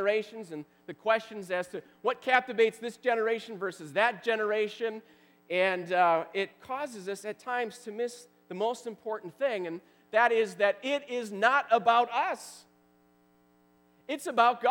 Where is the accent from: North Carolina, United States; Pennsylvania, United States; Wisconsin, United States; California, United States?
Wisconsin, United States; I grew up in Wisconsin